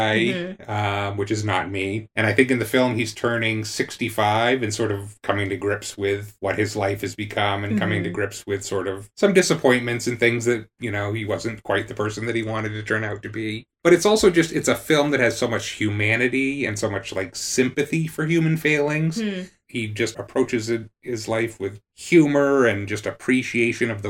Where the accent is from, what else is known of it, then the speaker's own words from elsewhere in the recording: New England, United States; I didn't grow up in the South. I grew up in New England.